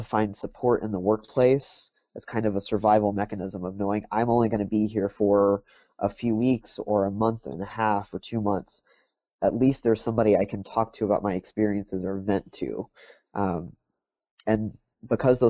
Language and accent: English; Texas, United States; I grew up in Texas, and I did my undergrad work at Texas A&M